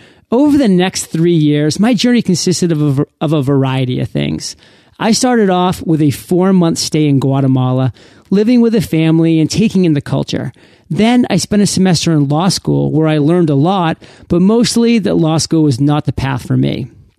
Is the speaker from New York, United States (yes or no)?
no; Maine, United States; moved away as an adult; This opportunity was way across the country in my home state of Maine, a place that I had left 13 years prior when I left for college.